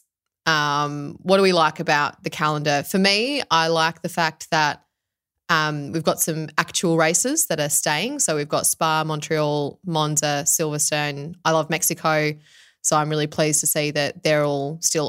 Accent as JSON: {"language": "English", "country": "Australia"}